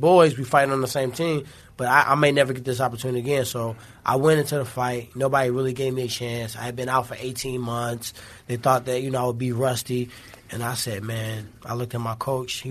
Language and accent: English; St. Louis, Missouri, United States; I'm from St. Louis